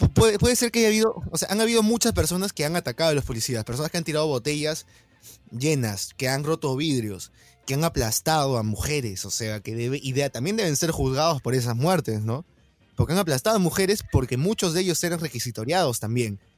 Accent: Peru; como peruanos

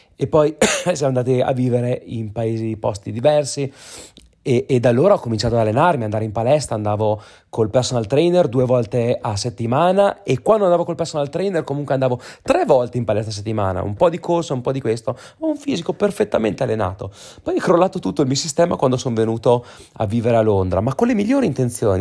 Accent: Trentino-Alto Adige, Italy; moved away; dalle nostre parti va anche a meno 14 gradi in Trentino

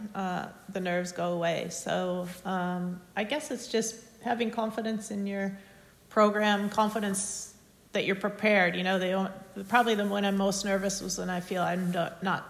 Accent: United States; growing up in the United States

